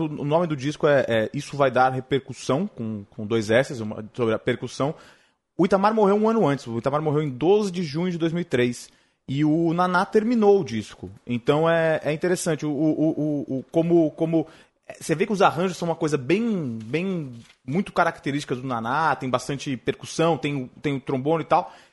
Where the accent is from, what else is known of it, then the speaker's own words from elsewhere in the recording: São Paulo, Brazil; lá na zona leste, de onde eu venho